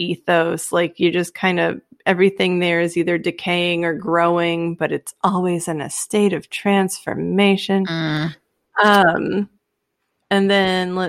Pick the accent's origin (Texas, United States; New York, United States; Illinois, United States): Texas, United States; I'm from Texas